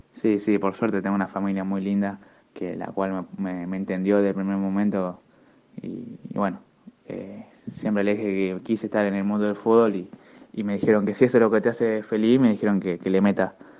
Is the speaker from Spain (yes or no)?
no; Argentina; Como todo argentino